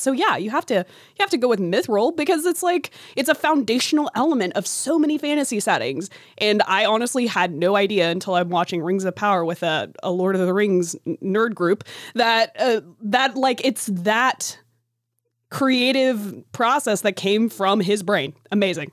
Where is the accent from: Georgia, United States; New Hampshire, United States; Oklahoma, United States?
Oklahoma, United States; Chickasha; The theater in my hometown was like a barn in the middle of nowhere